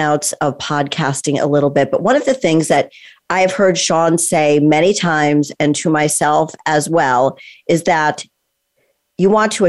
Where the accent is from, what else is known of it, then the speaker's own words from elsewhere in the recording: Connecticut, United States; I grew up in Connecticut. And so it's the same thing, you know, kind of small town. It's not LA. It's not Miami. It's not New York. I mean, I'm really close to New York.